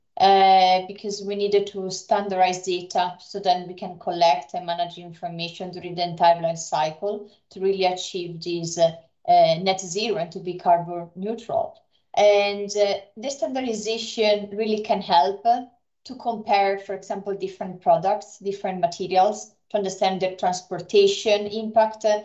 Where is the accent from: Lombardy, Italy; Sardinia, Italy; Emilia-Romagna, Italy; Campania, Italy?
Lombardy, Italy; Brescia; moved away; also born or lived in Finland; I studied in Italy at the University of Brescia. It is also my hometown.